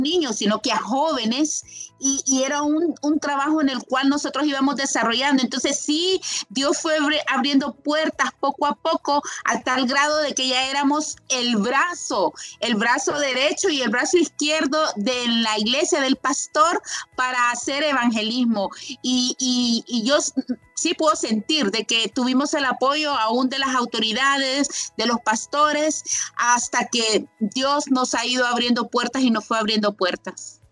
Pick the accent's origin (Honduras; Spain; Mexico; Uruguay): Honduras; castillistas de Honduras